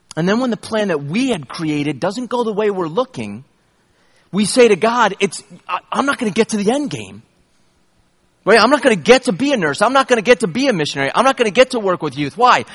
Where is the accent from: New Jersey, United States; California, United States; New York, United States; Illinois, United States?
New York, United States; upstate; I grew up in New York, upstate New York